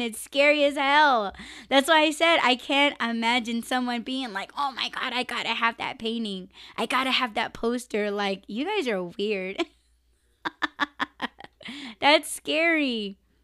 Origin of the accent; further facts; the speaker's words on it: United States; I'm Native American